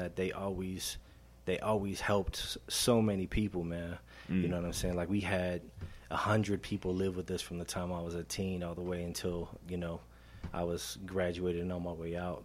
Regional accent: Denver, Colorado, United States; I grew up in Montbello, so I'm good friends with Interstate

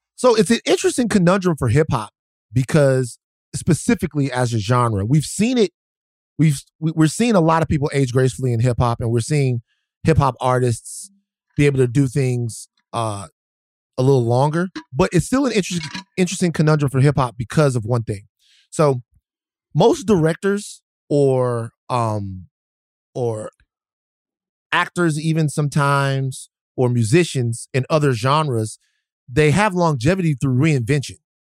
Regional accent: Baton Rouge, Louisiana, United States; I'm from Baton Rouge

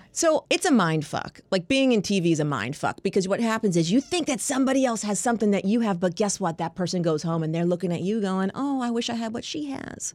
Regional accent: Long Island, New York, United States; moved away as an adult; now in Washington, D.C., United States; I moved from New York. I'm a New Yorker

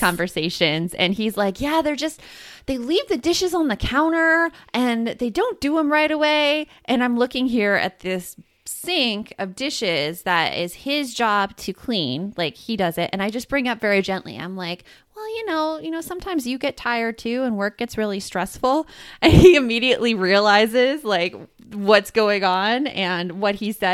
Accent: Tucson, Arizona, United States; also born or lived in Gilbert/Chandler, Arizona; in Tucson where I grew up

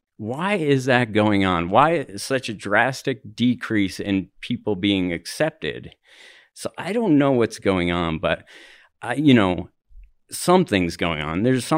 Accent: Denver, Colorado, United States; You know, I'm from the Highlands area, and it's like a lot of construction is going on

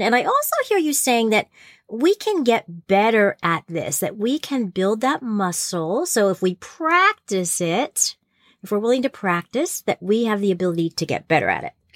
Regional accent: New Jersey, United States; I grew up in New Jersey

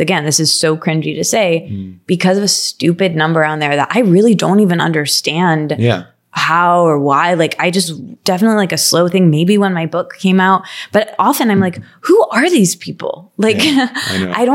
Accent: Midwest, United States; moved away; also born or lived in New York; I'm from the Midwest

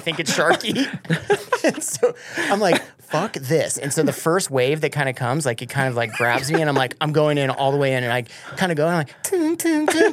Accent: Colorado, United States; also born or lived in Michigan; I grew up in Colorado

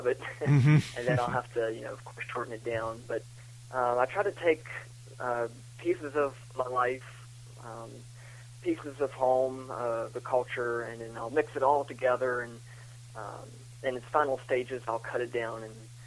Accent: Augusta, West Virginia, United States; Born and raised in Augusta, West Virginia. We're located in the Eastern Panhandle

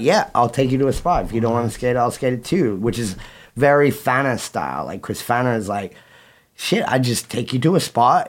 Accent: Australia; moved away as an adult; now in United States; I left Australia

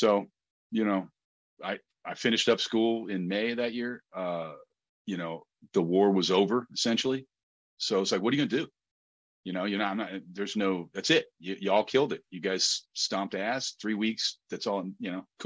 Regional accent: New Jersey, United States; I was from Jersey

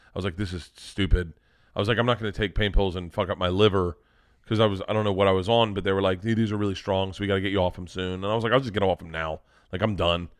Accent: Florida, United States; moved away; I grew up in Florida

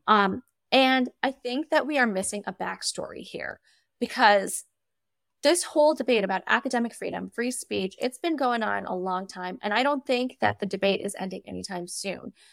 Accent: United States; as an American

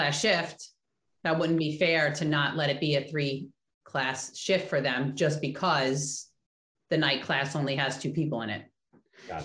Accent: Oceanside, California, United States; I grew up in Oceanside

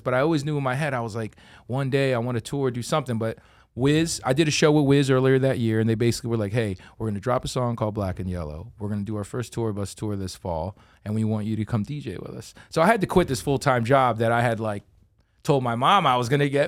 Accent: Philadelphia, Pennsylvania, United States

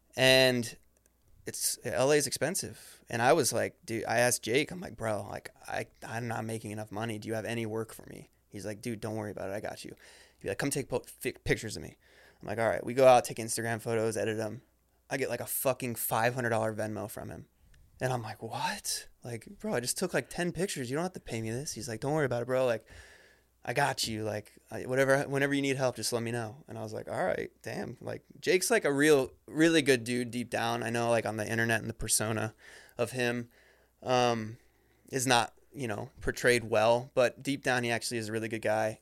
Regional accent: Ohio, United States; I grew up in Ohio

